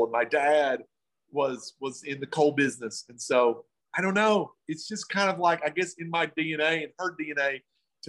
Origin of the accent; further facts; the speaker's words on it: the South, United States; I'm from the South